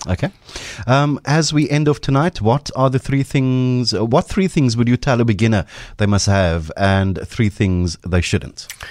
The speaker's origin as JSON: {"language": "English", "town": "Cape Town", "region": "Western Cape", "country": "South Africa", "tie": "born or raised there", "said": "I grew up on the Cape Flats"}